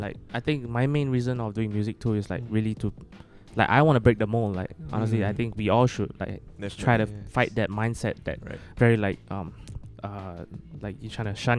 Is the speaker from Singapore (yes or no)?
yes; Singapore; I'm a Singaporean, I'm putting out music, like I am a Singaporean